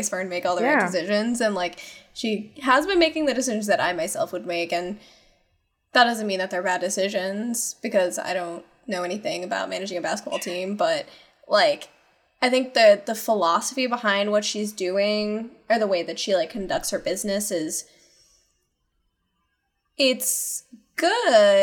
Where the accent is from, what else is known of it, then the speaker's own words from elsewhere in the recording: St. Louis, Missouri, United States; I'm from St. Louis